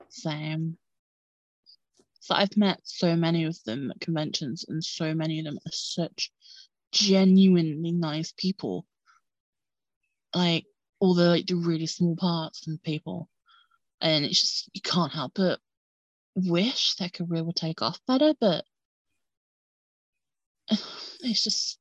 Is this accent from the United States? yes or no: no; United Kingdom; obviously I'm British.